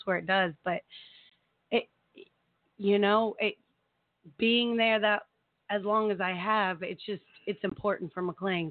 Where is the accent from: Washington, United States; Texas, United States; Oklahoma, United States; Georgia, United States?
Oklahoma, United States; Tulsa; I'm born and raised in Tulsa.